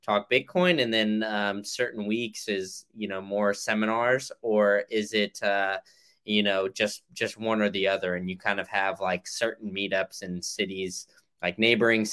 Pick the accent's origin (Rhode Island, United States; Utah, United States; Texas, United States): Texas, United States; now in Florida, United States; as a Texan and now in Florida